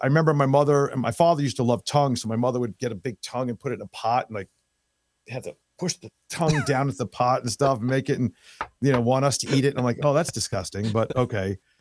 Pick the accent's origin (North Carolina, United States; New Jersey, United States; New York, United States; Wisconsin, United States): New York, United States; New York City; moved away as an adult; also born or lived in Long Island, New York; now in Florida, United States; Born and raised in New York. I was born in, um, in, uh, Manhattan